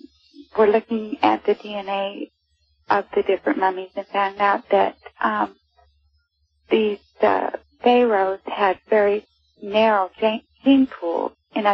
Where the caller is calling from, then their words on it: Missouri, United States; Hi, this is …, and I'm calling from Mid-Missouri.